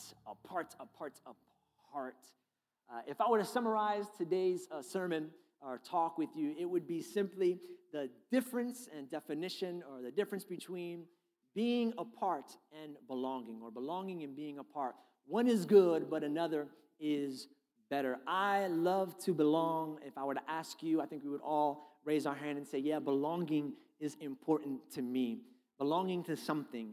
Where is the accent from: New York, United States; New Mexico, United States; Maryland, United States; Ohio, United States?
New York, United States; New York City; also born or lived in Brooklyn; I grew up in New York City. I was born in Brooklyn, then I moved to Staten Island.